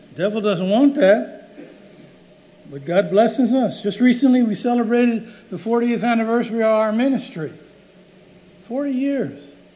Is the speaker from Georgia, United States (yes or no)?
no; Roselle, New Jersey, United States; when I was growing up in Roselle